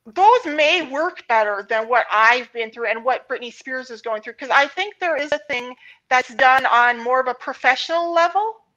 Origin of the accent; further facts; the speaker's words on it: Montana, United States; I grew up in Montana